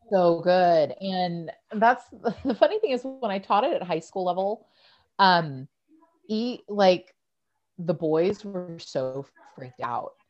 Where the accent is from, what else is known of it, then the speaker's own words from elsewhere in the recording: Bakersfield, California, United States; I'm from Bakersfield, which is where they wound up